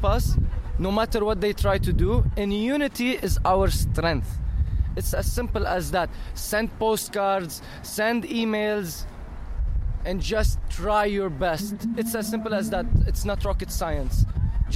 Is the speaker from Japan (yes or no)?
no; Kuwait; also born or lived in Lebanon; now in Canada; I'm from Lebanon, and I've lived my entire life in Kuwait